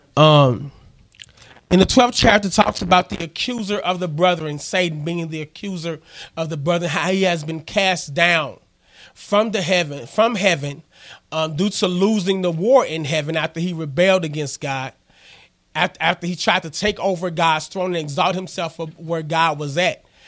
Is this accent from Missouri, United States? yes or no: yes; Missouri Bootheel, United States; moved away; also born or lived in Arkansas; I'm originally from Missouri. I'm a boot heel